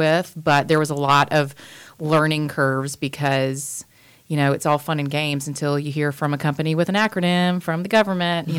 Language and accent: English; Wilmington, North Carolina, United States; also born or lived in Raleigh, North Carolina / Atlanta, Georgia; I was born in Wilmington. I've lived here most of my life.